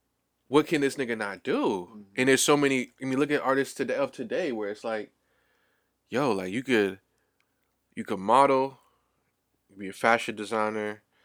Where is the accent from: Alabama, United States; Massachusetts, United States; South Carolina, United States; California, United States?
Massachusetts, United States; Boston; I actually went to Boston Renaissance Charter School when I was growing up in Back Bay.